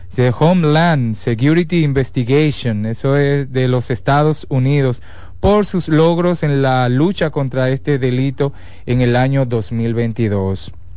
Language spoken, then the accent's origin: Spanish; Dominican Republic; Yo como dominicano, que uno vive viajando